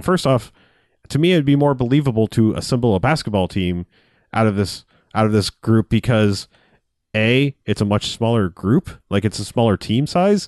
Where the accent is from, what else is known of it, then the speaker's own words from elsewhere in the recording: United States; as an American